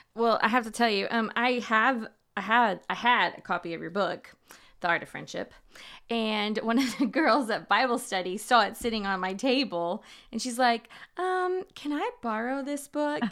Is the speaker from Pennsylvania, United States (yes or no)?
no; Houston, Texas, United States; growing up in Houston